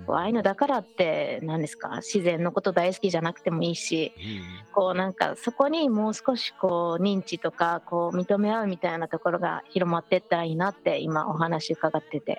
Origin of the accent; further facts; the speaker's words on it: Biratori, Hokkaido, Japan; 私も同じく二豚谷で生まれ育った